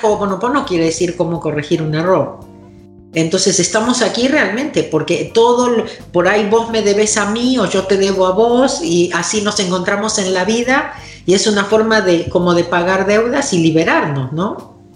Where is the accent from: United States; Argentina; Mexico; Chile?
Argentina; vengo de Argentina